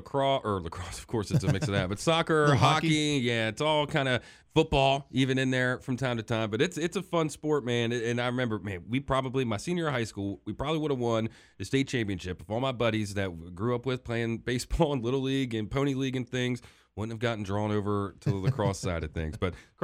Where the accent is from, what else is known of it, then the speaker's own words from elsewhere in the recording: Maryland, United States; growing up in Maryland